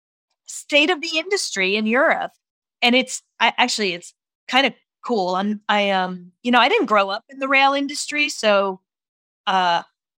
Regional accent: East Coast, United States; moved away as an adult; also born or lived in New York; now in San Francisco, United States; I'm originally from the East Coast

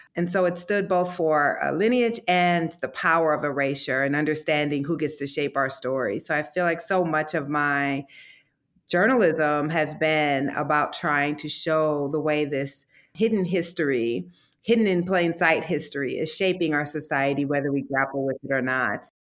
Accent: Iowa, United States; I grew up in Iowa.

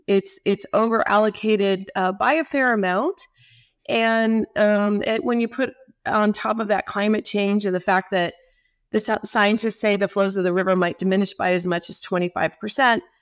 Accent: Tempe, Arizona, United States; I'm from Tempe, Arizona. Uh, went to McClintock High School

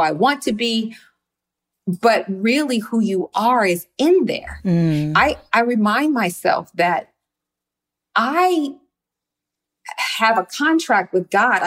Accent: Los Angeles, California, United States; also born or lived in Compton; I grew up in Windsor Hills here in Los Angeles.

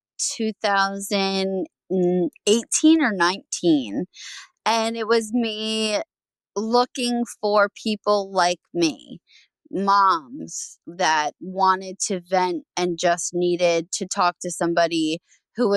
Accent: New Jersey, United States; I'm originally from New Jersey, born and raised, still here.

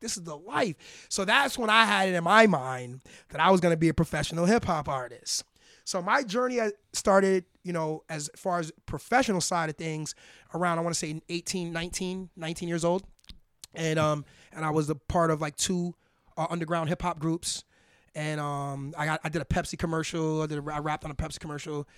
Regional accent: New York, United States; moved away; we're from Harlem, New York originally

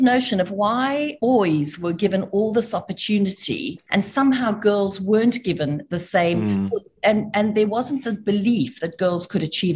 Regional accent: South Africa; moved away; I grew up in South Africa. I am South African by birth

